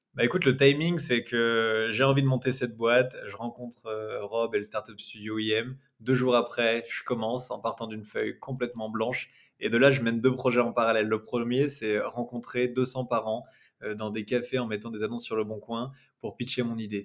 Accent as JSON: {"language": "French", "town": "Rennes", "region": "Brittany", "country": "France", "said": "je suis rennais, mais nos bureaux sont, sont à Nantes."}